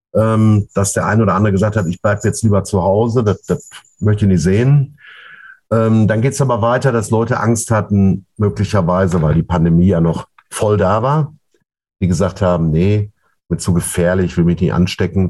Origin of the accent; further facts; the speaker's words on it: Ruhr area, North Rhine-Westphalia, Germany; bei uns im Pott